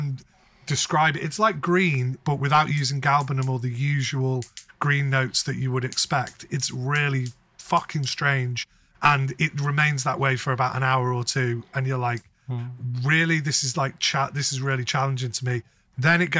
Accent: North West England, United Kingdom; I'm not a Scouser. They would call they would call me a wool

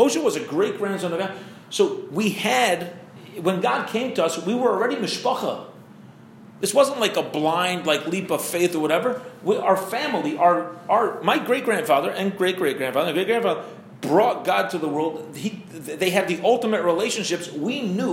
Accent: Maryland, United States; now in St. Louis, United States; I'm from Maryland

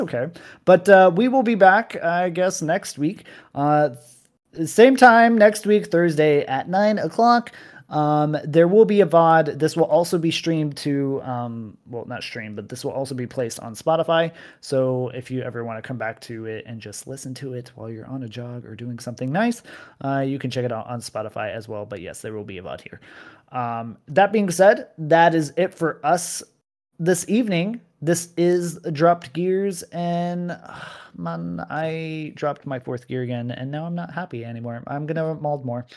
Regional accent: United States; I'm an American.

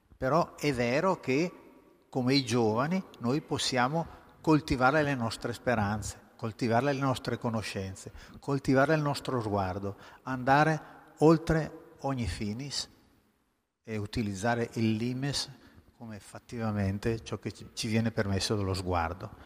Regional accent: Cuneo, Piedmont, Italy; moved away; also born or lived in Veneto / Paris; Sono piemontese proprio, quindi pien-, di cuneo, peraltro

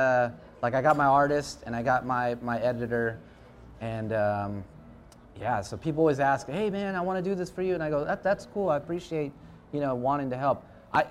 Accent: Philippines; I'm Filipino, man. It's just in my blood.

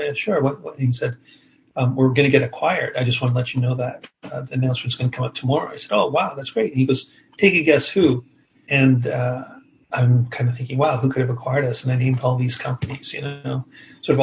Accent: Toronto, Ontario, Canada; moved away as an adult; also born or lived in Bay Area, United States; I've been back here in Toronto, which is my hometown

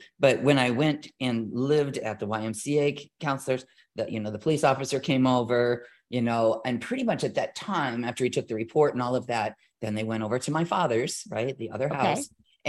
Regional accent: California, United States; Now, if you remember, I'm this girl from California.

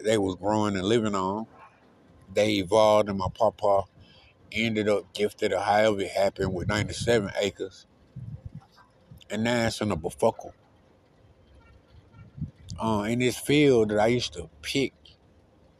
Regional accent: the Bermuda Triangle, Georgia, United States; also born or lived in Reynolds, Taylor County, Georgia; I'm from the Bermuda Triangle, what they used to call it.

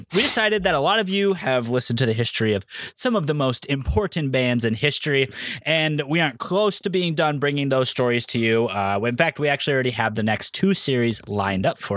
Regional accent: Iowa Falls, Iowa, United States; when I was born on January 9th, 1992, in the small town of Iowa Falls, Iowa

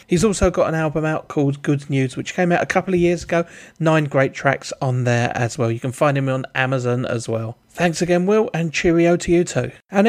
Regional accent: London, United Kingdom; Well, since I'm a Londoner

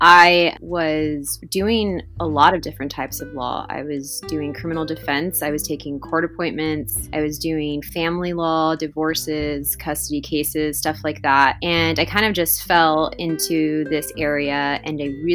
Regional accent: Primera, Texas, United States; also born or lived in Austin, Texas / San Antonio, Texas; I was born and raised here in the Valley in Primera

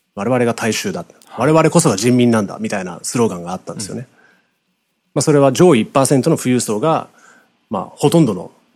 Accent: United States; 同じアジアンアメリカ人として

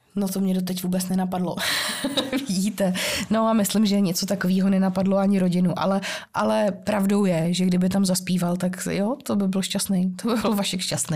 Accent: Hradec Králové, Hradec Králové Region, Czechia; jak jsem žil z Hradce Králové a z těch východních Čech

